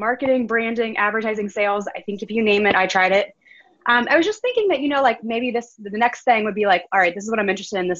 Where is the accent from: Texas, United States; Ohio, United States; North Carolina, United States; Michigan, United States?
Ohio, United States; Cincinnati; I'm originally from Cincinnati